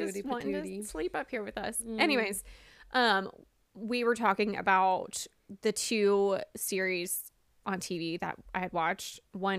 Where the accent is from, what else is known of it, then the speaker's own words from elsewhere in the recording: the South, United States; Which, I'm from the South. I grew up in the South. That does not happen.